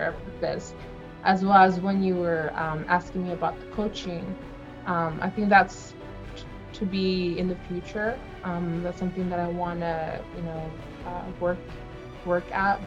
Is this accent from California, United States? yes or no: yes; Central Coast, California, United States; I'm from the Central Coast